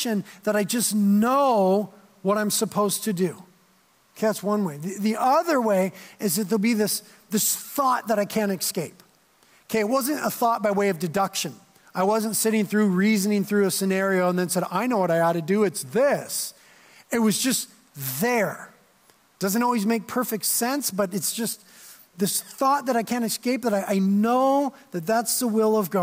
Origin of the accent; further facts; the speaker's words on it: Carpinteria, California, United States; I'd been living in Carpinteria, born and raised in Carpinteria